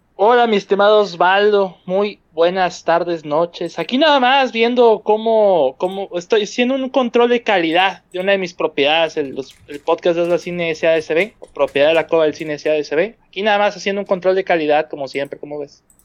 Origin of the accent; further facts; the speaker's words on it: Monterrey, Nuevo León, Mexico; siendo regio